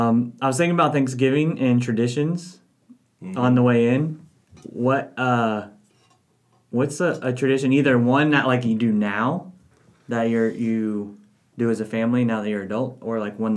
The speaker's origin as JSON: {"language": "English", "region": "New Jersey", "country": "United States", "said": "And I also like to say, I'm from New Jersey."}